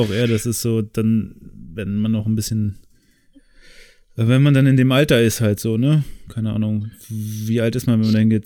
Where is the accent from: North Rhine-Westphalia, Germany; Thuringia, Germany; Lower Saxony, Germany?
Lower Saxony, Germany; the area around Oldenburg; now in Cologne, Germany; wo ich herkomme